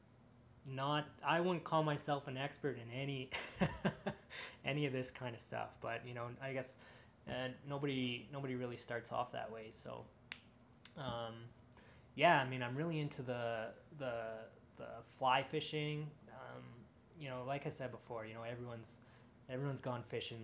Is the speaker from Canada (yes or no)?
yes; Edmonton, Alberta, Canada; I'm from Edmonton